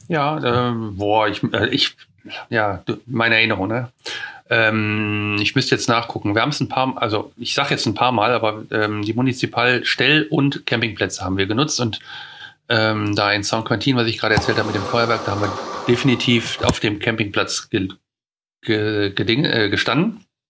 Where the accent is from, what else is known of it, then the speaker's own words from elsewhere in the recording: near Neandertal, North Rhine-Westphalia, Germany; wo ich herkomme, sage ich immer mhm. näher Neandertal